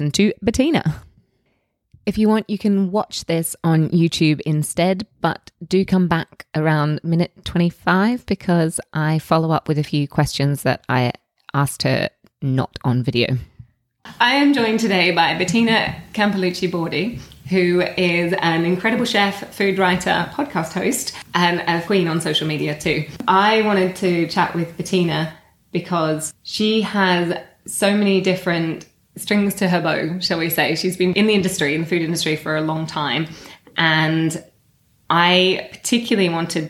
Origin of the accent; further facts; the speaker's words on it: Australia; now in United Kingdom; I grew up in Australia